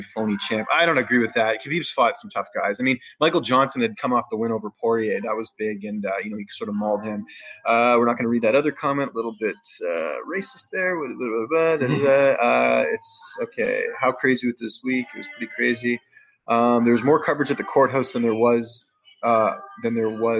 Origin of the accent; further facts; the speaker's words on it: Canada; I'm a Canadian journalist